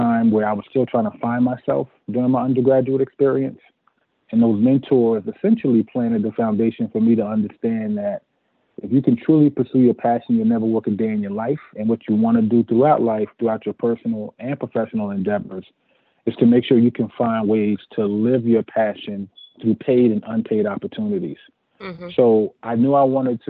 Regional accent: Newark, New Jersey, United States; I grew up on South Orange Avenue, lived in several locations in Newark, New Jersey

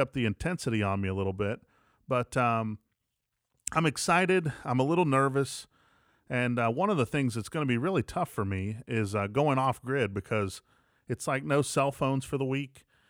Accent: West Virginia, United States; moved away as an adult; also born or lived in Atlanta, Georgia; now in Jackson, United States; I'm from West Virginia originally, lived in Atlanta for about 10 years and then made my way to Jackson.

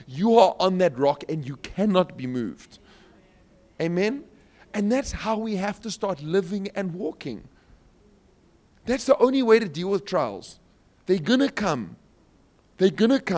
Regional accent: Cape Town, Western Cape, South Africa; I'm from Cape Town, so we've got some mountains

